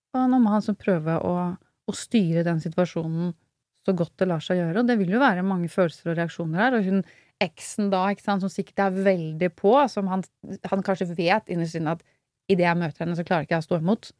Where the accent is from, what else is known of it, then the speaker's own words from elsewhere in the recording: Oslo, Norway; opprinnelig fra Groruddalen, Furuset